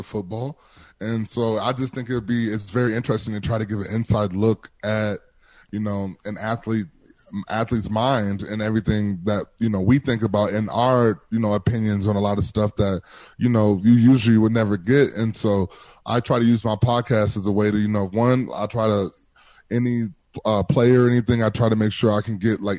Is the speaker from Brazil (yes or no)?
no; Milwaukee, Wisconsin, United States; I'm from Milwaukee.